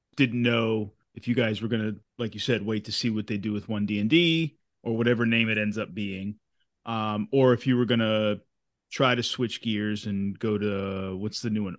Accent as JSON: {"language": "English", "region": "Massachusetts", "country": "United States", "tie": "born or raised there", "said": "where I grew up in Massachusetts is on, um, Knox Trail. And my hometown is one of the stopovers"}